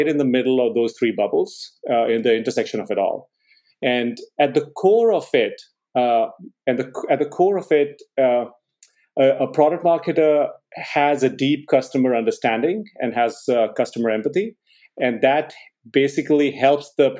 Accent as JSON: {"language": "English", "country": "India", "tie": "born or raised there", "also_born_or_lived": "Boston", "moved": "as an adult", "said": "I grew up in India, and I did engineering"}